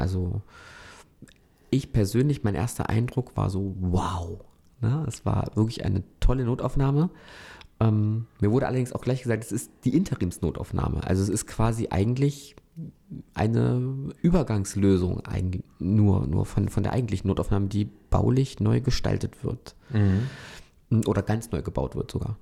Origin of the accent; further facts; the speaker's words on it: Hoyerswerda, Saxony, Germany; now in Hannover, Germany; gebürtig ähm, stamme ich aus Hoyerswerda